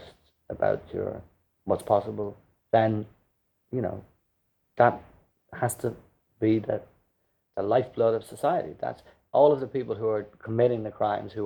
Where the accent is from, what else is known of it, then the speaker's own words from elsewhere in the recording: Dublin, Leinster, Ireland; us kids growing up in Drumcondra